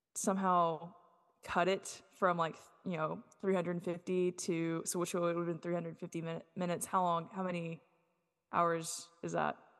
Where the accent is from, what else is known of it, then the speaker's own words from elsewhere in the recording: United States; moved away; also born or lived in Duncan / Fort Smith, Arkansas; my hometown of Duncan or in Fort Smith where I, I went for high school